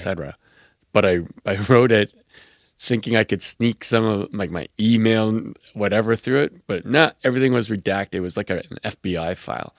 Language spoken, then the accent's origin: English; Quebec City, Quebec, Canada; I grew up in Quebec City, which was ma-, mainly Protestant